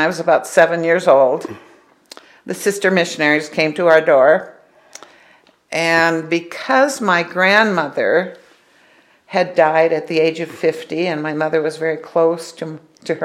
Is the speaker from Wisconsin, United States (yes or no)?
yes; Superior, Wisconsin, United States; moved away as an adult; also born or lived in Provo, Utah; I was born in Superior, Wisconsin. I've lived there till I was married